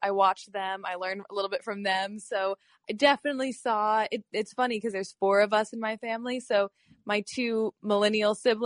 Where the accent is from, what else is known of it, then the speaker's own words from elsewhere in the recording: Florida, United States; moved away as an adult; also born or lived in New York; my family is from Florida, so I was born and raised here